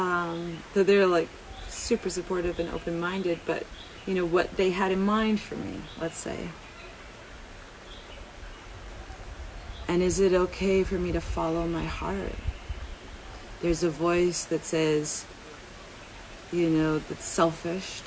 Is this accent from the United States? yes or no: no; Vancouver, British Columbia, Canada; growing up in Vancouver